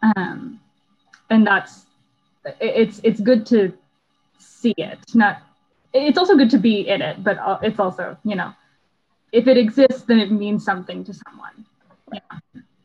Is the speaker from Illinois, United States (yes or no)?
no; Houston, Texas, United States; I grew up in Houston